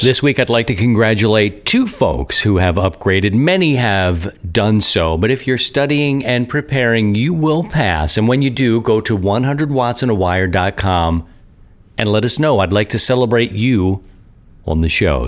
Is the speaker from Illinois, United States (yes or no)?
no; Baltimore, Maryland, United States; now in Missouri, United States; I'm from Baltimore.